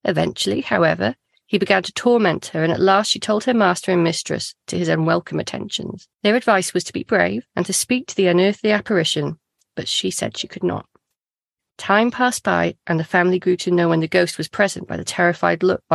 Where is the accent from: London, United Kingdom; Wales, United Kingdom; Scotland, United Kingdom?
Wales, United Kingdom; as a Welsh person